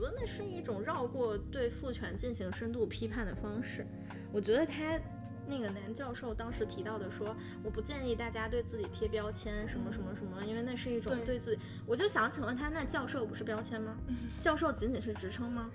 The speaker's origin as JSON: {"language": "Chinese", "region": "Northeast China", "country": "China", "said": "我东北也是这样"}